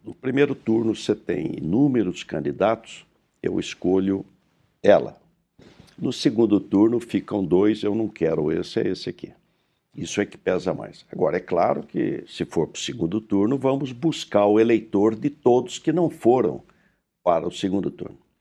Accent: Pindamonhangaba, São Paulo, Brazil; Eu sou do, de, do interior, do Vale do Paraíba, de Pindamonhangaba

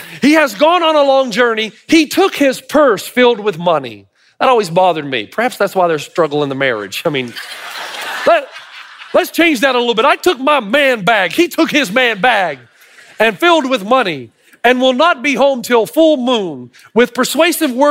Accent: Tennessee, United States; I'm from Tennessee

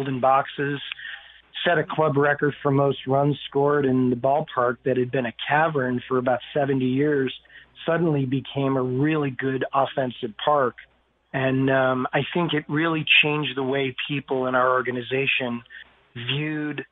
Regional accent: Chicago, Illinois, United States; moved away; my hometown

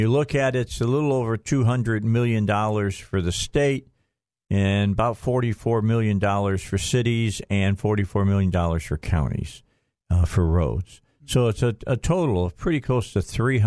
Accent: Northwest Indiana, United States; also born or lived in Gary, Indiana; I was born in Gary, raised in Northwest Indiana

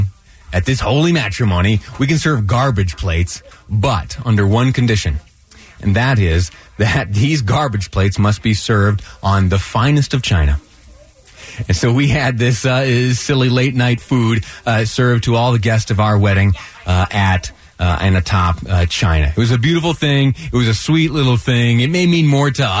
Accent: south of Rochester, Western New York, United States; now in Utah, United States; I grew up in Western New York. It's just south of Rochester, New York

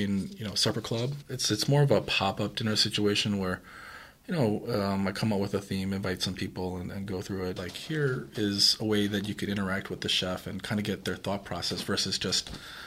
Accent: Philadelphia, Pennsylvania, United States; moved away as an adult; also born or lived in Los Angeles; now in Madison, United States; I'm Korean American. I was born in Philadelphia. Recently moved to Madison from Los Angeles last year in August. Work brought me to Madison.

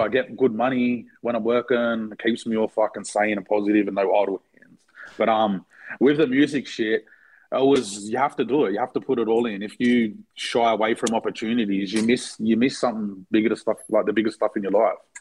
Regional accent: Blacktown, New South Wales, Australia; We're from Blacktown

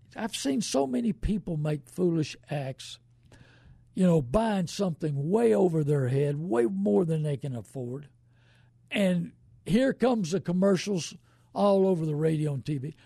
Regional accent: New Braunfels, Texas, United States; born and raised in New Braunfels

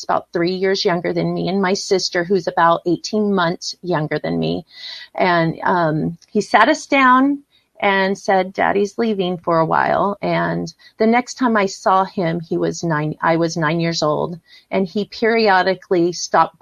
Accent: San Diego, California, United States; grew up and born and raised in San Diego, California

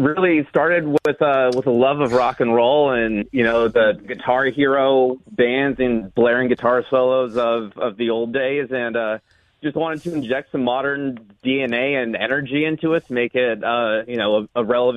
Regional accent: Los Angeles, California, United States; I was born and raised here in Los Angeles

